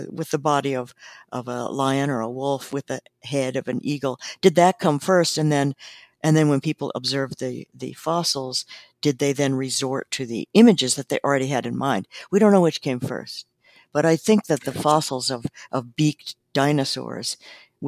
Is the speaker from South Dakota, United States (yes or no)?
yes; South Dakota, United States; moved away; also born or lived in Montana; I grew up in South Dakota and then lived in Montana.